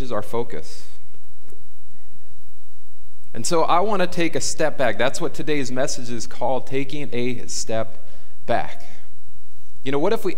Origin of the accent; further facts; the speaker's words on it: Fillmore, California, United States; now in Camarillo, United States; I grew up in Fillmore. I know the ins and outs